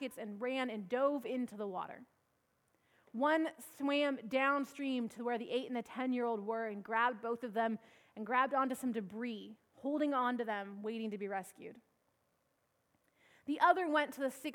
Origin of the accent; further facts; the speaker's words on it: Washington, United States; moved away; up in Washington State, my home state